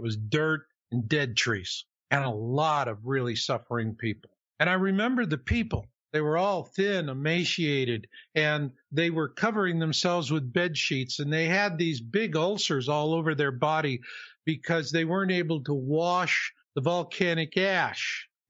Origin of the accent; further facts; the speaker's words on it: Houston, Texas, United States; Well, fast forward to the 90s, you know, and I'm from Houston.